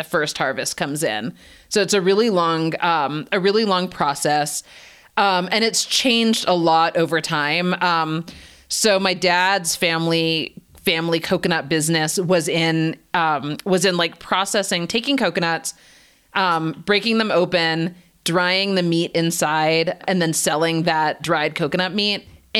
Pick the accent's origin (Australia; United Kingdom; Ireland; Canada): Canada; also born or lived in United States; I was not born and raised in India. I was born in Canada and raised there and in the US.